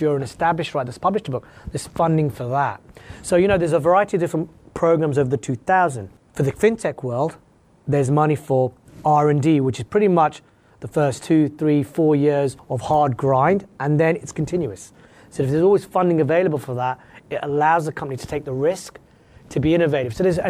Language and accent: English; West Coast, United States; So like, I'm from the West Coast, I'm 20 minutes from the border where I live.